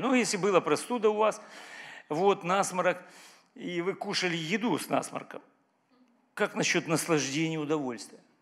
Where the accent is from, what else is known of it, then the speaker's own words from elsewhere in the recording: Ukraine; Я украинец, вообще разговариваю по-украински